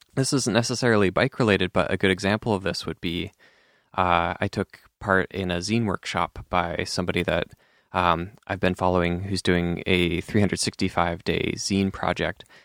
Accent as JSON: {"language": "English", "region": "Eastern Oregon", "country": "United States", "tie": "born or raised there", "moved": "yes", "lives_now": "Portland, United States", "said": "where I grew up in Eastern Oregon"}